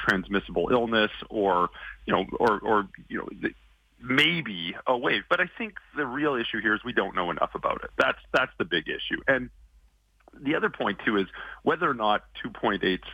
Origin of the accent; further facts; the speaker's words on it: Calgary, Alberta, Canada; moved away as an adult; now in Toronto, Canada; I'm from Calgary originally.